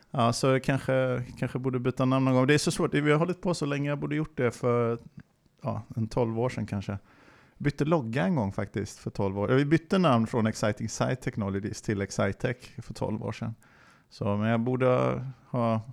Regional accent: Alingsås, Västra Götaland, Sweden; now in Linköping, Sweden; jag kommer från Alingsås utanför eh, Göteborg. Men jag har bott i Linköping superlänge, sen ehm, sedan 90-talet

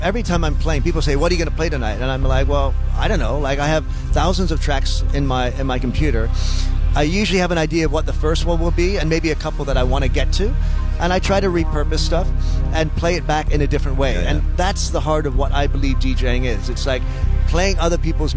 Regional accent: Detroit, Michigan, United States; I grew up in the Detroit area, so I'm a Midwest kid

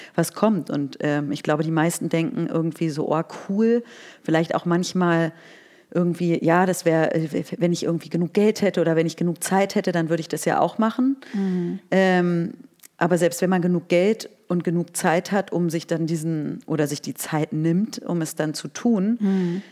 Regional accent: Berlin, Germany; also born or lived in Scotland; ich bin 1981 in Berlin geboren. Ich ähm, bin hier aufgewachsen

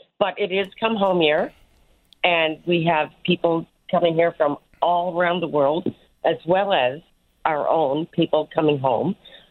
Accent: Newfoundland and Labrador, Canada; I'm being the Newfoundlander, being the kind of people that we are

